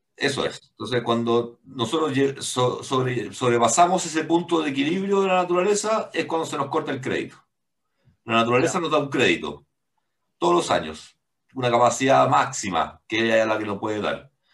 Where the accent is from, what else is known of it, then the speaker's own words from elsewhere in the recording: Chile; como chilenos tenemos que hacer algo